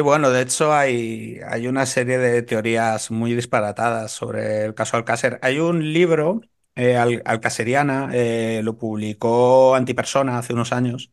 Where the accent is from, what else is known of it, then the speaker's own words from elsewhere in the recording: A Coruña, Galicia, Spain; now in Madrid, Spain; como gallego